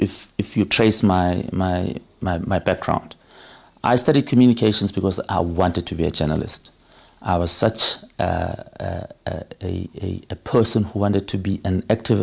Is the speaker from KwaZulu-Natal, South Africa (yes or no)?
no; Soweto, Gauteng, South Africa; Yeah, I'm born and bred, brewed and put together in Soweto.